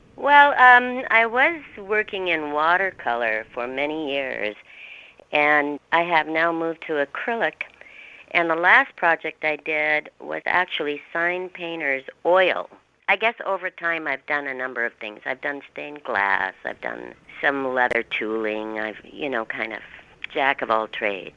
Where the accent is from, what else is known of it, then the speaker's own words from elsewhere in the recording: Kennedy, Minnesota, United States; moved away as an adult; also born or lived in Moorhead, Minnesota / California; now in Hallock, United States; I grew up in Kennedy, Minnesota, which is 10 miles